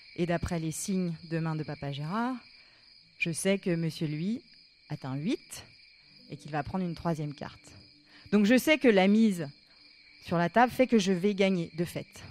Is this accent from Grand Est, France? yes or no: no; Paris, Île-de-France, France; Je leur dis que je viens de Paris